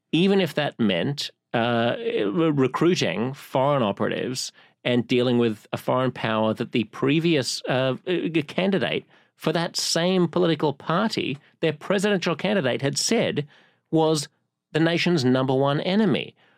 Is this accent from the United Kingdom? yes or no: no; Sydney, New South Wales, Australia; moved away as an adult; now in New York, United States; I've lived here in my adult life for longer than I've lived in any other city, including Sydney.